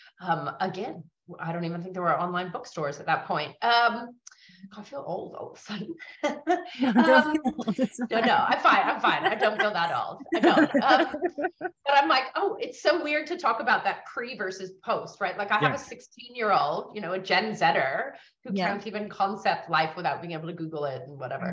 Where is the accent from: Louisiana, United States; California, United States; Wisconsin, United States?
California, United States; San Francisco; moved away as an adult; now in Australia; I grew up in San Francisco in the 70s and 80s